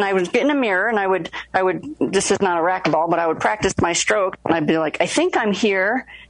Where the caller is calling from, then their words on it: Evergreen, Colorado, United States; I'm in beautiful Evergreen, Colorado, actually.